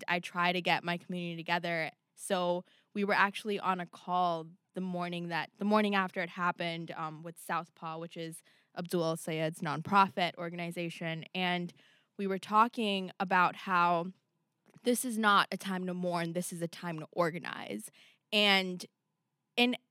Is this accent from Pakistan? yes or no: yes; Pakistan; now in United States; I was not raised in the United States. I was raised in Pakistan